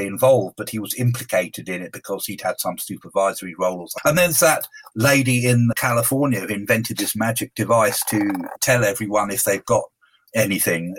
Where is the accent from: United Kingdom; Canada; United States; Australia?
United Kingdom; being a Brit